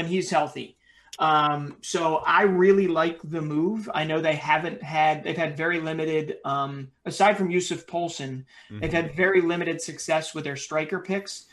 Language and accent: English; United States; accent: American; my American accent.